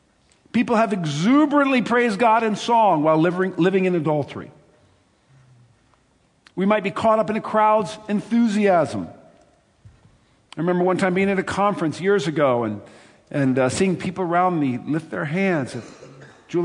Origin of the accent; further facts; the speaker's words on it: United States; I am an American